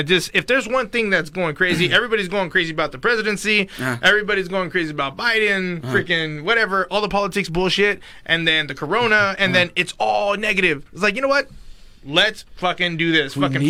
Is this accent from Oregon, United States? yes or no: no; Miami, Florida, United States; I'm from the hood, bro. Yeah. That's what it is. I'm from Miami.